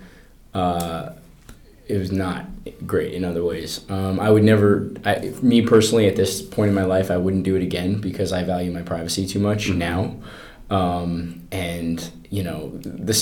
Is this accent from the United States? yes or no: yes; Colorado, United States; I grew up in Colorado